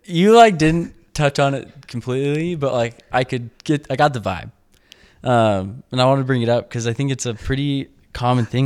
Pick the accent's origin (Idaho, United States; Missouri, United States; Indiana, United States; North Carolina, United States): Idaho, United States; now in Utah, United States; I grew up in Idaho